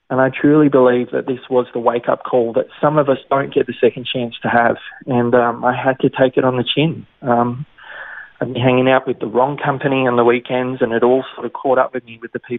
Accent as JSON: {"language": "English", "area": "Sutherland Shire", "region": "New South Wales", "country": "Australia", "tie": "born or raised there", "said": "born and raised in the Sutherland Shire."}